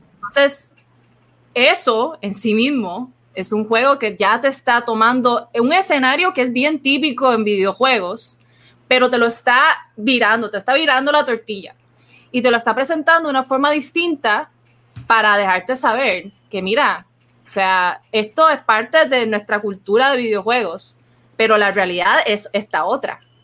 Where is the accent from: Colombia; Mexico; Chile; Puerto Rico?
Puerto Rico